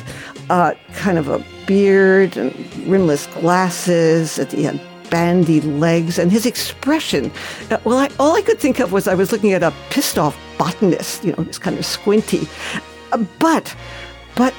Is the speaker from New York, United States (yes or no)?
yes; New York City, New York, United States; moved away as an adult; also born or lived in San Francisco; I grew up in New York City